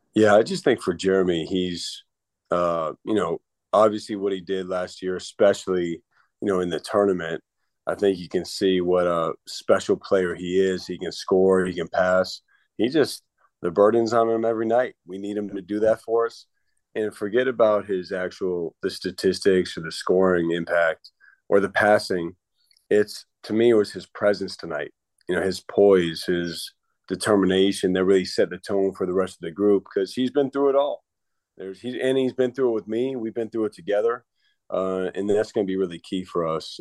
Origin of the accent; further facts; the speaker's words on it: Northbrook, Illinois, United States; moved away; toughness from Chicago being in the cold